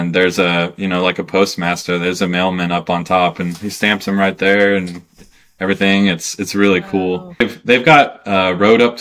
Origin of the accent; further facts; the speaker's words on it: Kansas, United States; moved away as an adult; I grew up in Kansas